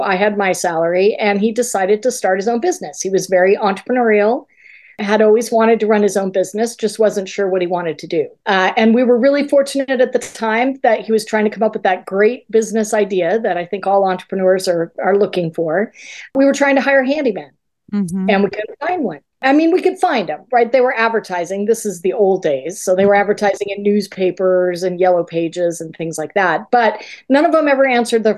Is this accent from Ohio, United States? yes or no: no; Colorado, United States; moved away as an adult; we moved back to Colorado, where we are both originally from